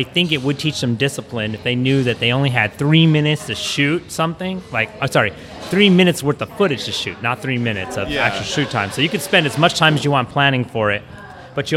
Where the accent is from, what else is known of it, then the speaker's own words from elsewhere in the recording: United States; I'm half Filipino and being born and raised in the States